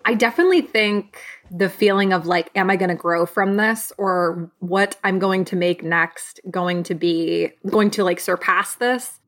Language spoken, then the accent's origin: English; Michigan, United States; now in Los Angeles, United States; I am originally from Michigan, and now I am a Los Angeles-based writer, director, and producer